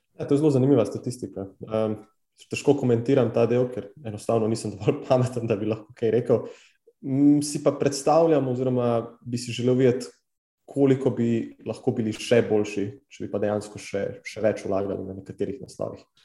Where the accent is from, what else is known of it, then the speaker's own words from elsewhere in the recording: Slovenia; res smo, neverjetni smo kot narod